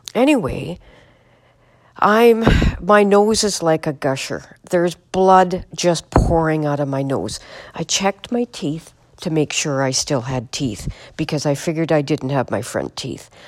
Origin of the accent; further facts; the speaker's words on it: Manitoba, Canada; I'm from Manitoba, Canada.